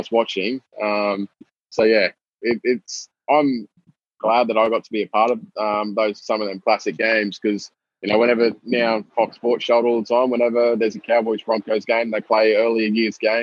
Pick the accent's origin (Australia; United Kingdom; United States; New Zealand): Australia; Townsville, Queensland; I actually born and raised in Townsville